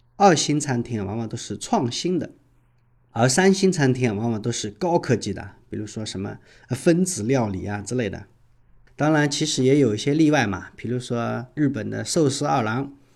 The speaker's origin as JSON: {"language": "Chinese", "region": "Shanghai", "country": "China"}